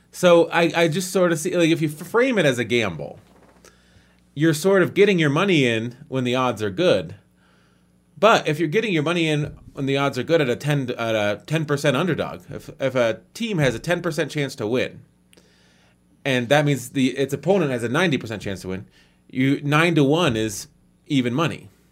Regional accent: United States; I'm an American.

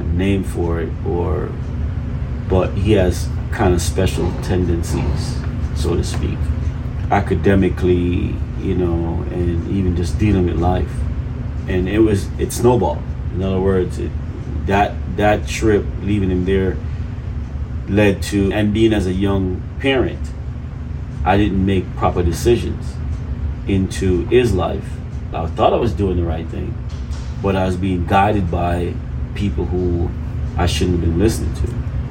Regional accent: Jamaica; moved away as an adult; now in United States; I was raised eating food in Jamaica, because I mean, I was raised there. I left there when I was 18.

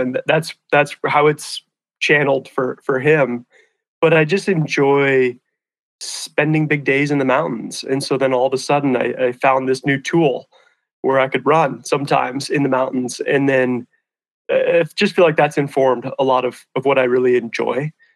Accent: Hamilton, Montana, United States; also born or lived in Missoula, Montana; I grew up in a town called Hamilton, which is about an hour south of here, down the Bitterroot Valley here in Western Montana

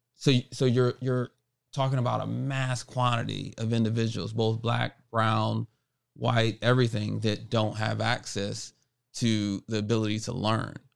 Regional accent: Buffalo, New York, United States; growing up here in Buffalo, that is what really made me who I am today

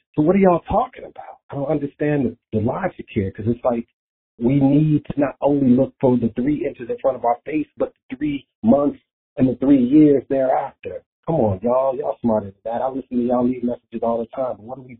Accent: Chicago, Illinois, United States; now in New York City, United States; I live in New York City. I'm from Chicago, but I live here.

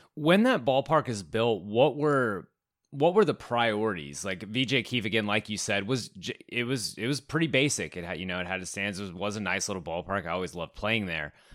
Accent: San Antonio, Texas, United States; my hometown San Antonio

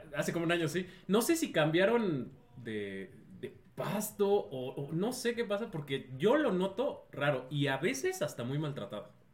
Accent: Mexico

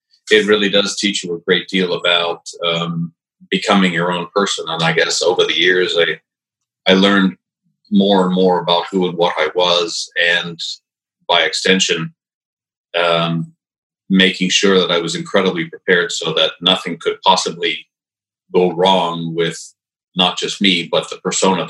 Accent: Saint-Bruno-de-Montarville, Quebec, Canada; moved away as an adult; also born or lived in Montreal / Dorval / Chambly / England; I was born in Montreal in the middle of the last century. And I first lived in Dorval, then moved to a little town outside of, on the south shore, called Chambly, and then finally to St. Bruno, which is also on the South Shore. And I lived there till 1980

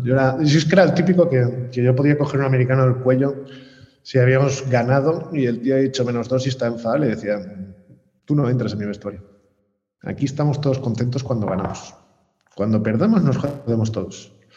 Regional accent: Barcelona, Catalonia, Spain; yo soy de Barcelona

